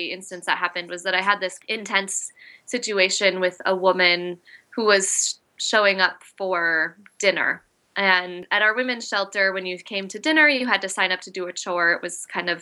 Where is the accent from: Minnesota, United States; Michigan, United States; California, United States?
Minnesota, United States; Lindstrom; moved away as an adult; now in Portland, Maine, United States; I grew up in a small town, a small Swedish town called Lindstrom, just north of the Twin Cities